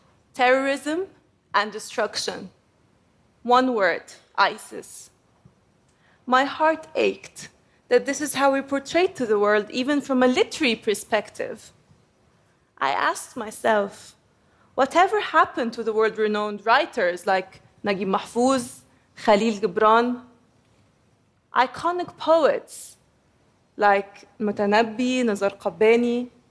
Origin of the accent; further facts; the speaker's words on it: Egypt; I come from Egypt, which is also called Umm al-Dunya, the mother of the world.